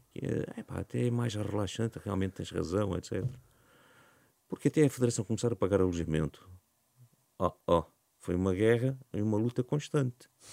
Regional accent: Algés, Lisbon, Portugal; born or raised there

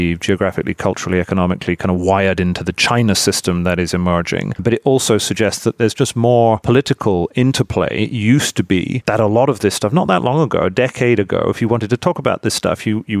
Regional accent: United Kingdom; I'm British, we all studied in America

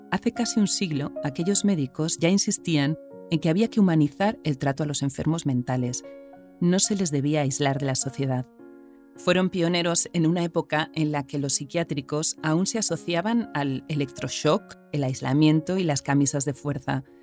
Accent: Madrid, Community of Madrid, Spain; En Cataluña es más corriente el apellido Solanes, pero yo soy de Madrid.

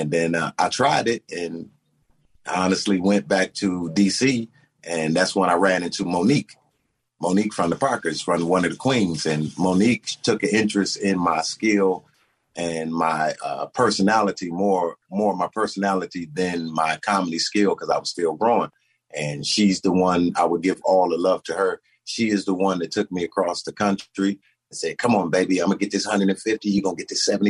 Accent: Detroit, Michigan, United States; also born or lived in Washington, D.C.; I was born in Washington. My mother and father, they separated, so my mama went back to Detroit, and that's where my journey began. And I was raised in Detroit and D.C., both summers in D.C. with my dad, Detroit.

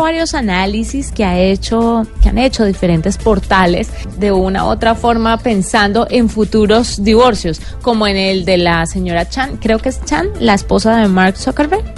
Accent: Valle del Cauca, Colombia; somos del Valle y este voz se me sale, a vos

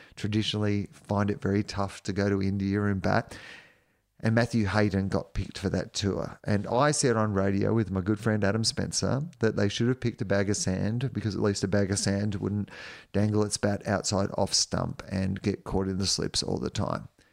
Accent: Victoria, Australia; I was from Victoria

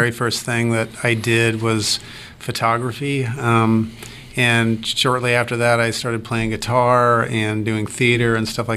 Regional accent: California, United States; also born or lived in New York City; now in Savannah, United States; I was born and raised in California

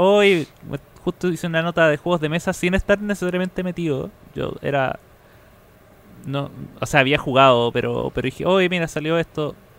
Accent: Viña del Mar, Valparaíso, Chile; moved away; cada vez que yo viajaba a, mi ciudad natal.

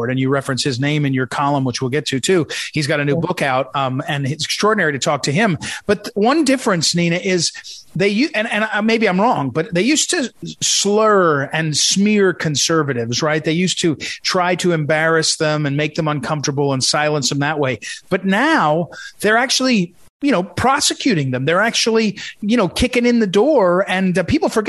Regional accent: New Jersey, United States; I grew up in New Jersey

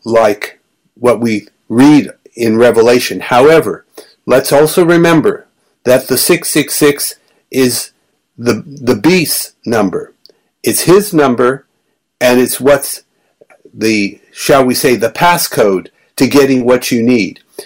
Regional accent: Melbourne, Victoria, Australia; moved away; Melbourne, my hometown

